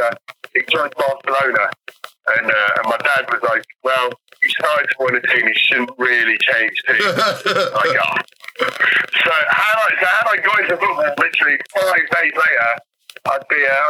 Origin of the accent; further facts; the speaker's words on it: Malta; we grew up in Malta